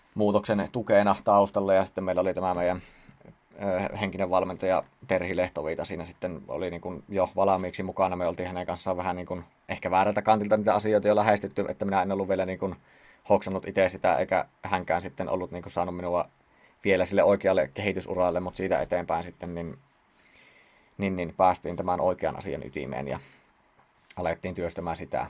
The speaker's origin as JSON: {"language": "Finnish", "town": "Siilinjärvi", "region": "North Savo", "country": "Finland", "tie": "born or raised there", "said": "sieltä Siilinjärveltä kun olen kotoisin"}